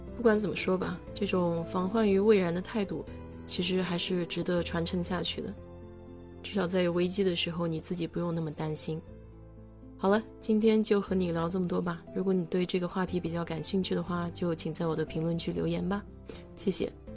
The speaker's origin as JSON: {"language": "Chinese", "country": "China", "moved": "yes", "lives_now": "United States", "said": "我们中国人"}